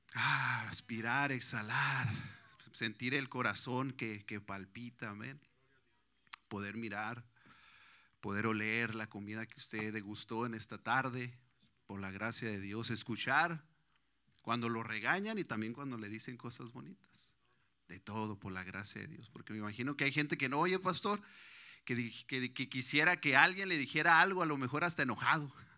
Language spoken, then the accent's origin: Spanish; Mexico; now in United States; La mayoría creo que somos mexicanos